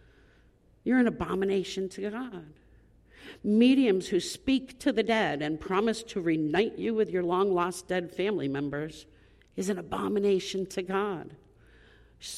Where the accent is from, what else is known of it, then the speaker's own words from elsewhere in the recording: Long Island, New York, United States; I grew up on Long Island